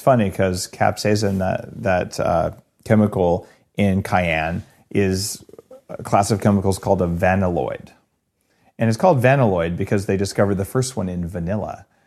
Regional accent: New Mexico, United States; I grew up in New Mexico where we eat these really hot green chilies

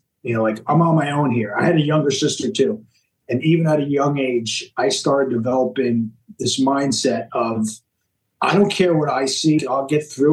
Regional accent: Long Island, New York, United States; I grew up on Long Island, New York

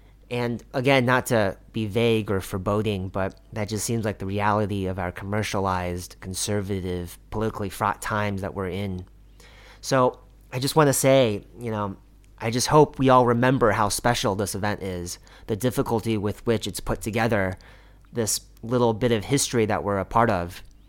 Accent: Kansas City, Missouri, United States; And trust me, I grew up in Kansas City, so I do know.

